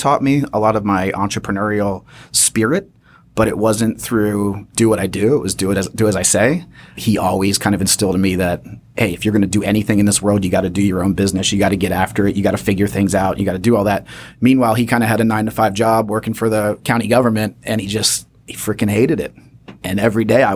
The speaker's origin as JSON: {"language": "English", "town": "Columbia", "region": "Maryland", "country": "United States", "tie": "born or raised there", "also_born_or_lived": "Boston / Baltimore", "moved": "yes", "lives_now": "Fort Worth, United States", "said": "The journey begins in a little town called Columbia, Maryland, which is almost exactly in between Baltimore and D.C."}